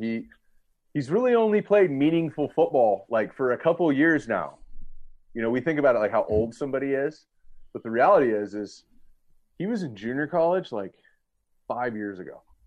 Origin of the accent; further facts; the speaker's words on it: Southern California, United States; also born or lived in Cincinnati, Ohio; I grew up in Southern California and I live here now.